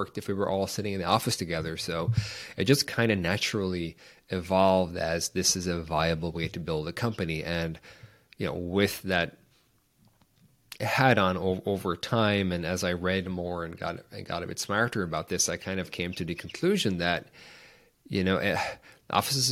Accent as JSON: {"language": "English", "country": "Ireland", "tie": "born or raised there", "moved": "as an adult", "said": "I grew up in Ireland in a small town"}